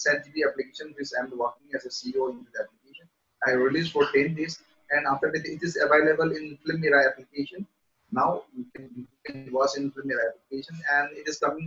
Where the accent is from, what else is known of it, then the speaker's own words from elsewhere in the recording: Manipur, India; I work as a film producer in our Manipuri film industry